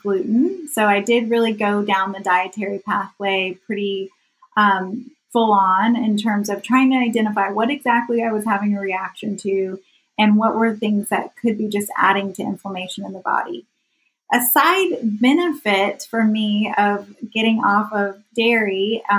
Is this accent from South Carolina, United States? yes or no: yes; South Carolina, United States; as a child, I grew up in South Carolina.